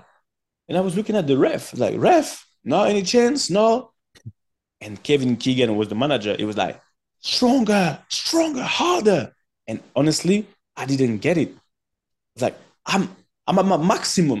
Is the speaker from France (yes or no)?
yes; France; English is a second language; moved away as an adult; also born or lived in Cameroon / England; I just come from France